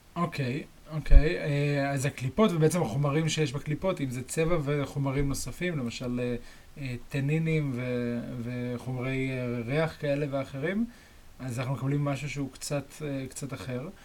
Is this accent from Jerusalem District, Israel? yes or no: yes; Jerusalem, Jerusalem District, Israel; אצלנו בירושלים